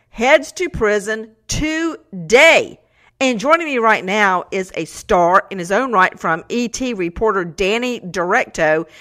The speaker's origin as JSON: {"language": "English", "town": "Macon", "region": "Georgia", "country": "United States", "tie": "born or raised there", "said": "where I grew up in Macon, Georgia"}